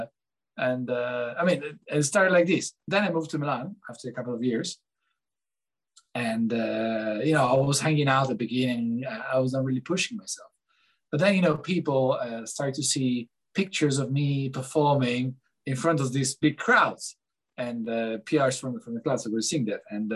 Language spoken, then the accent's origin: English; Lugano, Ticino, Switzerland; also born or lived in Geneva / Zurich; I come from Switzerland. I was born in Geneva, and I grew up in Lugano, where I'm living now